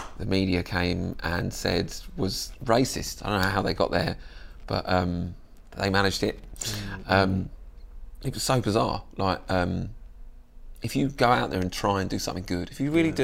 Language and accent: English; Croydon, London, United Kingdom; also born or lived in Balham, London; I grew up in Croydon, which is a great... And I don't live too far from there now. I live in Balham, which is like just South London